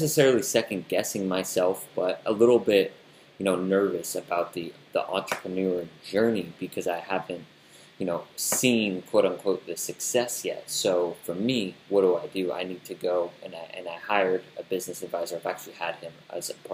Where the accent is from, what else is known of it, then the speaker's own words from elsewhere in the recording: United States; us Americans